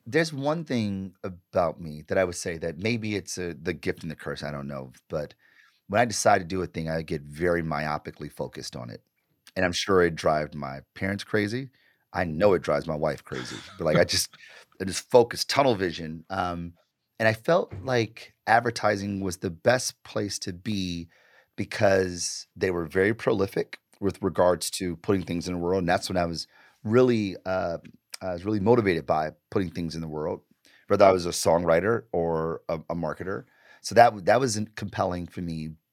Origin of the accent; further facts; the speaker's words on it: Detroit, Michigan, United States; I grew up in Detroit, born and raised